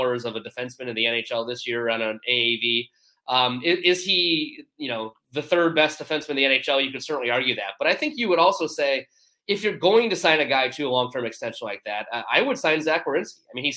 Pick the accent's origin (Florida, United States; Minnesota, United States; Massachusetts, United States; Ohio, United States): Ohio, United States; Cleveland; now in Columbus, United States; I'm from the Cleveland area, but I live in Columbus